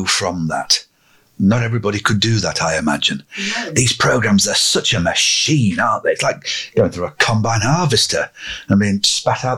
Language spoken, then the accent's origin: English; Lancashire, North West England, United Kingdom; growing up in Lancashire as I did